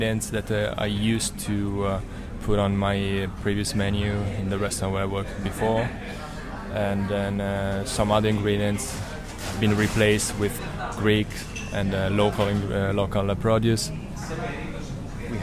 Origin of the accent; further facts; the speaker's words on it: Italy; I come from Italy.